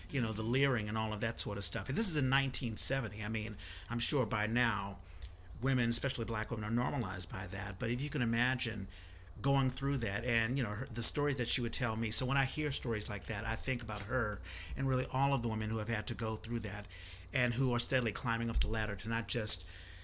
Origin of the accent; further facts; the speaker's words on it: Washington, District of Columbia, United States; I'm from Washington, D.C., the chocolate city, also the nation's capital